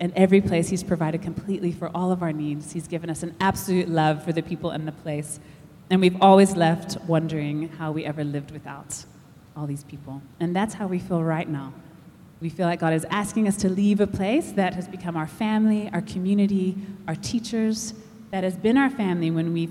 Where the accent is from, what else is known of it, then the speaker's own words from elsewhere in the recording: United States; moved away as an adult; also born or lived in Texas / United Kingdom / Pietermaritzburg, South Africa; now in Durban, South Africa; we moved out from the States when I was 20, and then we haven't lived there since.